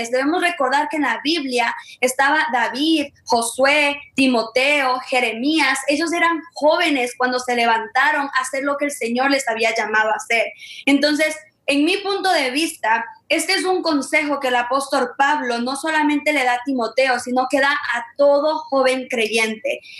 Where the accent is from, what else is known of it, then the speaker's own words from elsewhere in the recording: Ecuador; now in Memphis, United States; Ah, nosotras somos de Ecuador, pero vivimos en Memphis, Tennessee y pertenecemos a un ministerio que se llama Soy de Realeza.